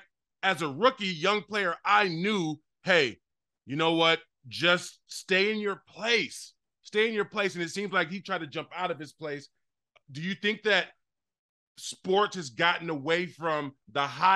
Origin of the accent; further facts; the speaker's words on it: Chicago, Illinois, United States; the shit that I got into in Chicago